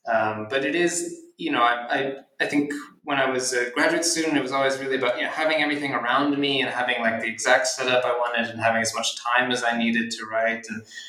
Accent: Philadelphia, Pennsylvania, United States; born or raised there

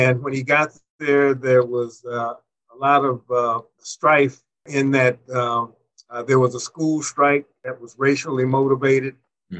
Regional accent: Gary, Indiana, United States; moved away as an adult; now in Washington, D.C., United States; I grew up in Gary, Indiana.

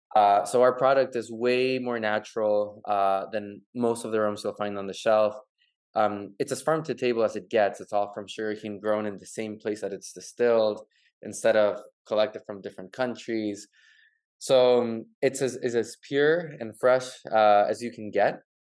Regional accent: Santiago, Santiago Metropolitan Region, Chile; now in Miami, United States; I'm actually from from Chile, from Santiago.

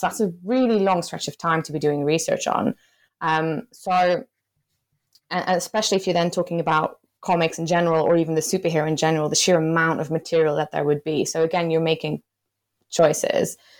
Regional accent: Belgium; moved away as an adult; now in United Kingdom; I'm originally from Belgium and I came to the U K to do my P H D

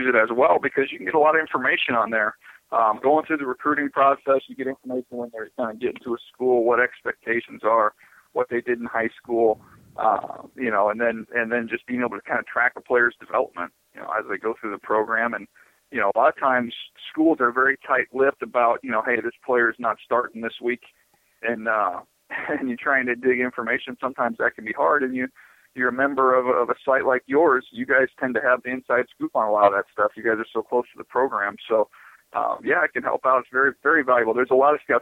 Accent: San Diego, California, United States; I grew up in San Diego

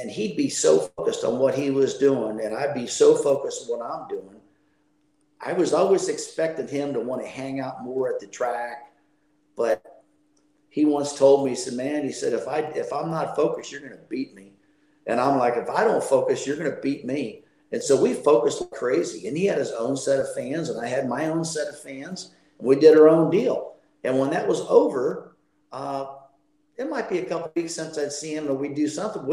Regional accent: Midwest, United States; I grew up in the Midwest

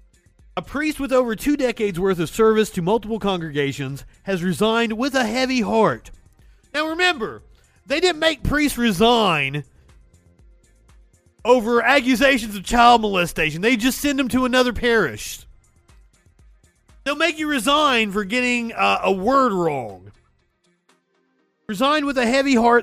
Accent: Pikeville, Kentucky, United States; Huntington was like the biggest city near where I grew up in Pikeville, Kentucky

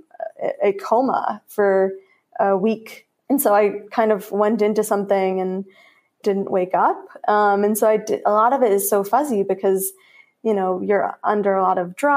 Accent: Chicago, Illinois, United States; I was from Chicago

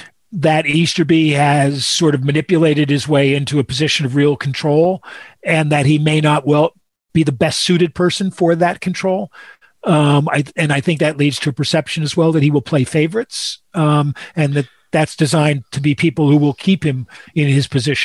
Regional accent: New England, United States; Yeah, I come from New England, where Bill O'Brien came from and Romeo came from

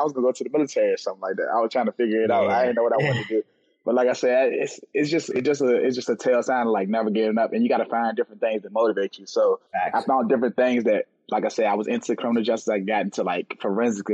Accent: Richmond, Virginia, United States; I'm from Richmond, Virginia.

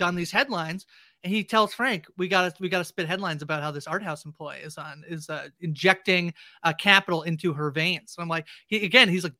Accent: Canada; I'm a Canadian

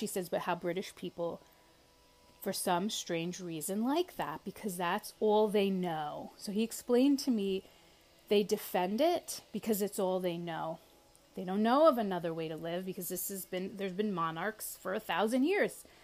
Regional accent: United States; me as an American

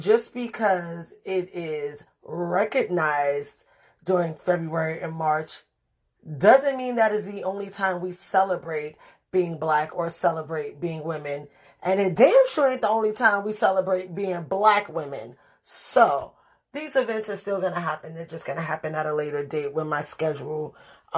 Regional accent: New York City, New York, United States; growing up in the Bronx

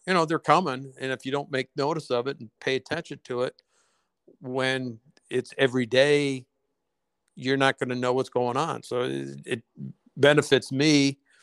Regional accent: Detroit, Michigan, United States; growing up in Detroit

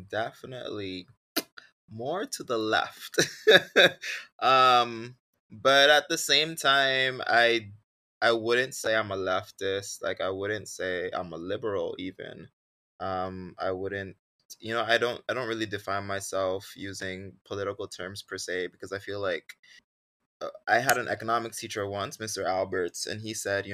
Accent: Sint Maarten; when I was growing up on Sint Maarten

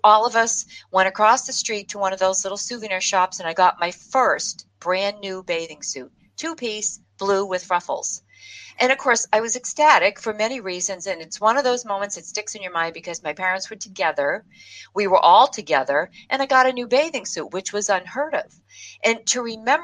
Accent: Boston, Massachusetts, United States; we're from Boston

